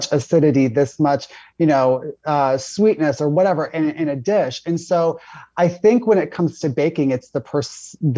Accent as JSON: {"language": "English", "region": "Florida", "country": "United States", "tie": "born or raised there", "said": "I grew up in Florida."}